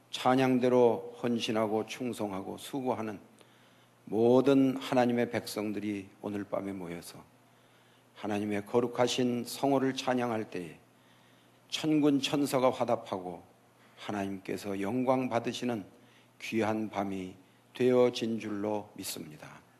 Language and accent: Korean; South Korea; now in Southern California, United States; 우리들이 한국에서 태어나